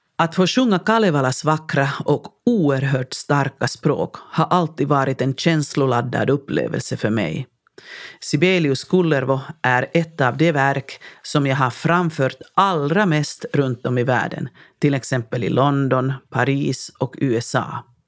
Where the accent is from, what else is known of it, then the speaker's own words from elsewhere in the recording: Lahti, Päijät-Häme, Finland; accent: Finnish accent (svenska med finsk brytning); first language Finnish; Swedish is a second language; moved away as an adult; also born or lived in Sweden / Helsinki capital region; mitt tonårsjag hemma i Lahtis hade vetat att jag en dag ska bo och studera i Sverige